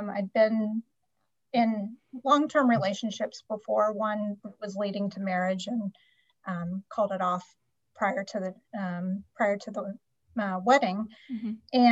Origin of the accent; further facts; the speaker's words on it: North Carolina, United States; moved away as an adult; also born or lived in Raleigh / Washington, D.C.; now in California, United States; I'm actually from North Carolina